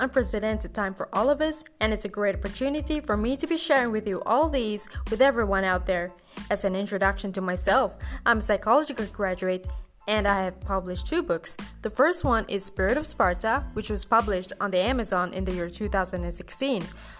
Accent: Malaysia; I'm from Malaysia.

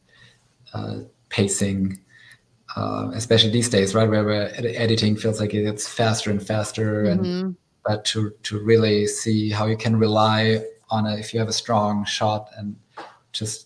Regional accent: Germany; moved away as an adult; now in United States; I grew up in Germany in Europe

